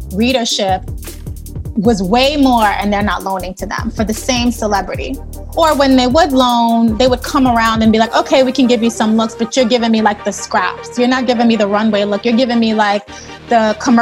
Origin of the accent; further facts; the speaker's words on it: New York City, New York, United States; I'm a native New Yorker. I grew up in Brooklyn